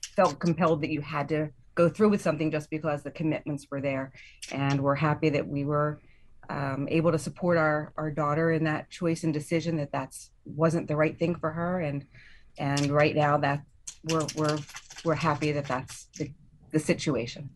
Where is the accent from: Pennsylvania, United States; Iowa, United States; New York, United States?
Pennsylvania, United States; Chester County; We're, we're from Chester County, so Lancaster County is about an hour plus away from us